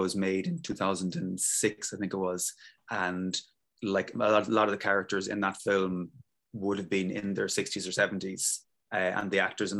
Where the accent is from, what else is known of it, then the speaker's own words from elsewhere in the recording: Donegal, Ulster, Ireland; I'm originally from Donegal.